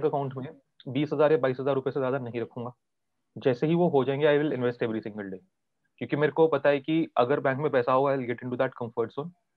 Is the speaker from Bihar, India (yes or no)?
no; Delhi, India; मैं दिल्ली से हूँ